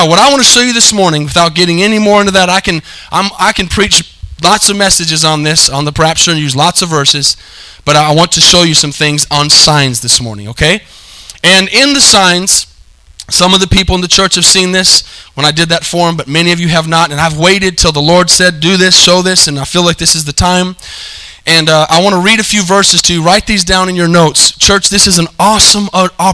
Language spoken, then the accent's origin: English; United States; we live in the United States.